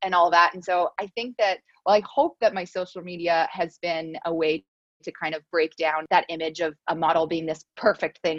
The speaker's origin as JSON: {"language": "English", "town": "Montreal", "region": "Quebec", "country": "Canada", "said": "I'm from Montreal"}